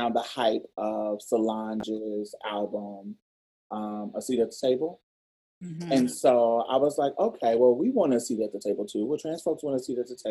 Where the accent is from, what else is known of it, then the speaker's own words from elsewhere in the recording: Indianapolis, Indiana, United States; now in Houston, United States; I'm from Indianapolis, but all my folks is from Mississippi. I was raised by Southern Mississippi country-ass folks, Louisiana too.